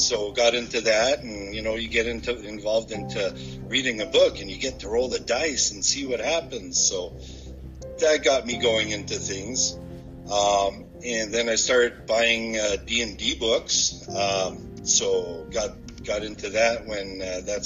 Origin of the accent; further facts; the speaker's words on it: Sturgeon Falls, Ontario, Canada; I'm from Sturgeon Falls. Grew up in Sturgeon Falls